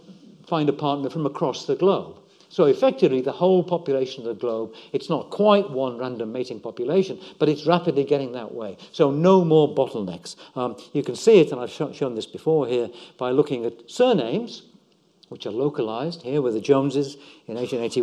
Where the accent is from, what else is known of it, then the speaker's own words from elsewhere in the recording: West Wales, United Kingdom; I was born in West Wales